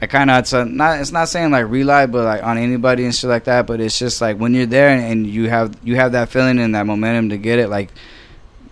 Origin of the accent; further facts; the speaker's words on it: Norwalk, California, United States; I grew up in Norwalk the whole time